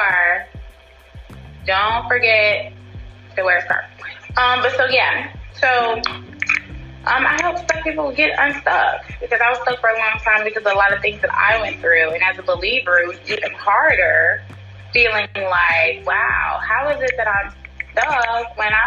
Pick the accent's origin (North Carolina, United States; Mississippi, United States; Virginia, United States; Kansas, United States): North Carolina, United States; I'm from North Carolina